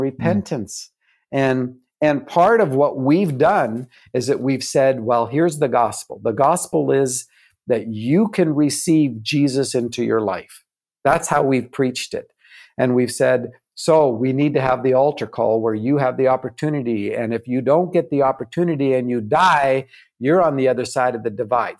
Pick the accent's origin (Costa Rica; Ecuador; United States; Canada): Canada; I'm still a Canadian.